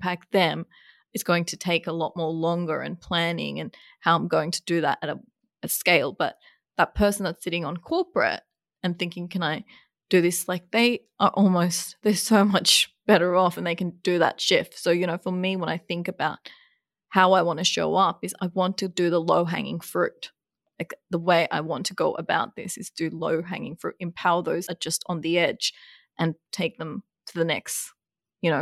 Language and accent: English; Bangladesh; moved away; I was born in Bangladesh, a third world country